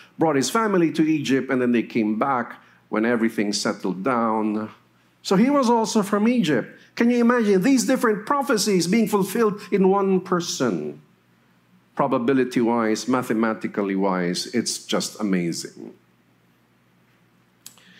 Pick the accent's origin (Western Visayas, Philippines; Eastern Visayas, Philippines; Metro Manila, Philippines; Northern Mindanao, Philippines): Metro Manila, Philippines; also born or lived in Naga City, Camarines Sur / Los Baños, Laguna; I had my elementary in Metro Manila and my high school before going to Los Baños for my college.